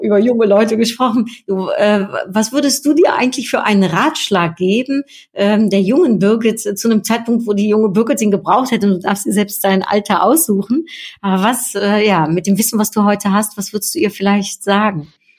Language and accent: German; Netherlands; ich bin ja Niederländerin